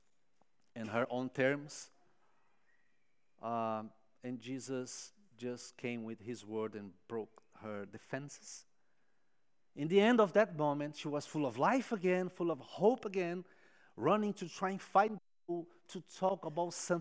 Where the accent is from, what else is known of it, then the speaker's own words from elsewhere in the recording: São Paulo, Brazil; moved away; São Paulo, my home city